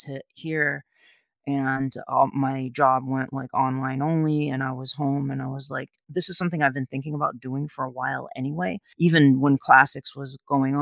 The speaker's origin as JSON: {"language": "English", "town": "New Bedford", "region": "Massachusetts", "country": "United States", "tie": "born or raised there", "said": "I grew up in New Bedford, Massachusetts, which is known as the Whaling City"}